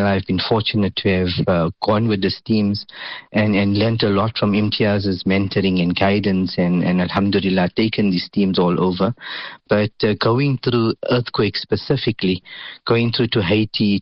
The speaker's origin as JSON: {"language": "English", "country": "South Africa"}